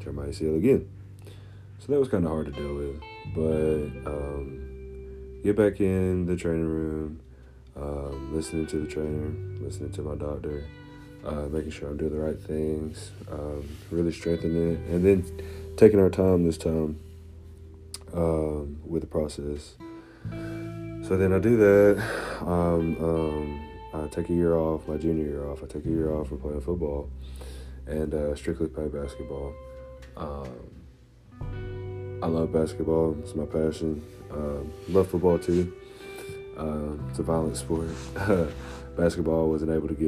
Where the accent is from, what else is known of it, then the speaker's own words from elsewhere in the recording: McMinnville, Tennessee, United States; moved away as an adult; now in Knoxville, United States; I'm from McMinnville, Tennessee.